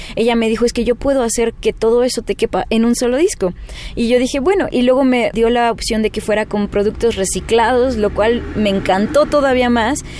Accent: Chihuahua, Mexico; Mi papá es mexicano, pero somos del norte, somos de Chihuahua

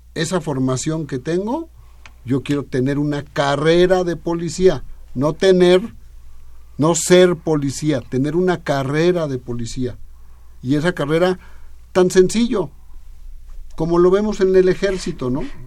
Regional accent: Chilango, Mexico City, Mexico; los que somos chilangos debemos de vivir en la Ciudad de México

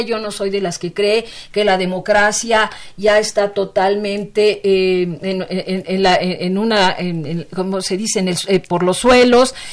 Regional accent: Mexico

